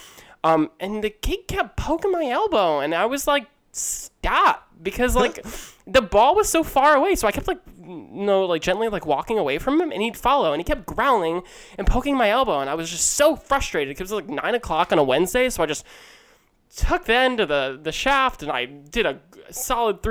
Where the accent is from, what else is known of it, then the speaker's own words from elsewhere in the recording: outside of Philadelphia, Chester County, Pennsylvania, United States; also born or lived in Manhattan, New York; I grew up in outside of Philadelphia, the Chester County area